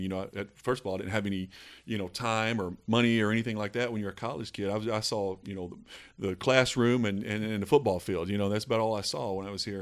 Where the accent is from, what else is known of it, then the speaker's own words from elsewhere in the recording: Eastern Kentucky, United States; growing up in Eastern Kentucky